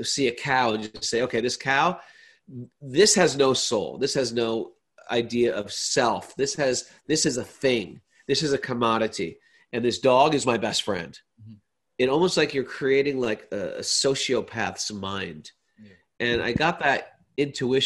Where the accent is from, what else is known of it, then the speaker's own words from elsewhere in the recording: Connecticut, United States; moved away as an adult; also born or lived in India; I had a very big high school. I grew up in Connecticut